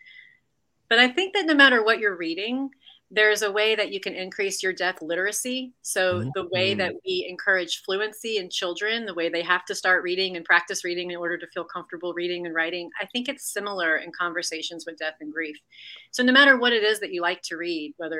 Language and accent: English; New Orleans, Louisiana, United States; I'm from New Orleans. And so I was just raised in a city where we all lean into the death culture